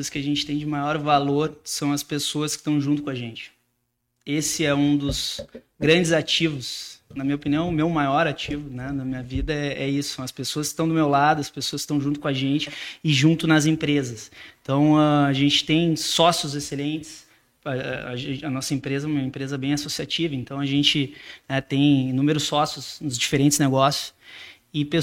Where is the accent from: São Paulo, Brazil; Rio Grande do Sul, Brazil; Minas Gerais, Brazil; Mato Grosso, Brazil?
Rio Grande do Sul, Brazil; Porto Alegre; como bom porto-alegrense, estou com muito orgulho da minha cidade agora, né?